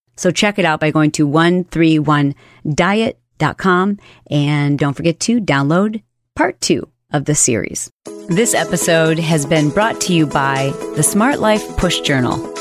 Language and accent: English; Michigan, United States; I grew up in Michigan